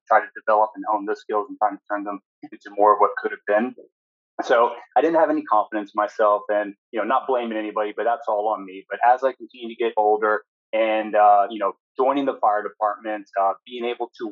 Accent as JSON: {"language": "English", "town": "Tallahassee", "region": "Florida", "country": "United States", "tie": "born or raised there", "lives_now": "Central Florida, United States", "said": "I grew up in Tallahassee up in North Florida."}